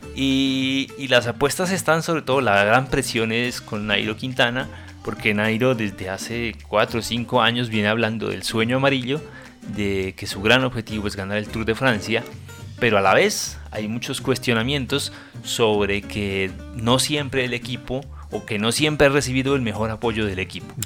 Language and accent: Spanish; Colombia; a los colombianos nos duele como colombianos